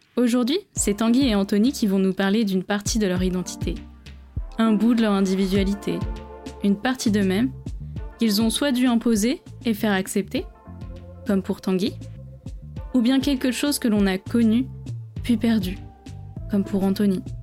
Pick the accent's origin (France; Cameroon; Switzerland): France; first language Chinese; je suis né en France. La première langue que j'ai appris, c'était le chinois